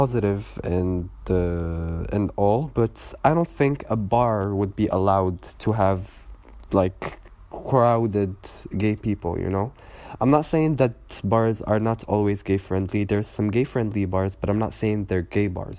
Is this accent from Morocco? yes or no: yes; Casablanca, Casablanca-Settat, Morocco; now in Kenitra, Morocco; back in my hometown, back in Kaza